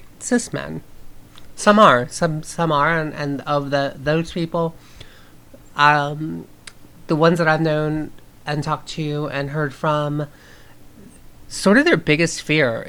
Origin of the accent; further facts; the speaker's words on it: the South, United States; I grew up in the South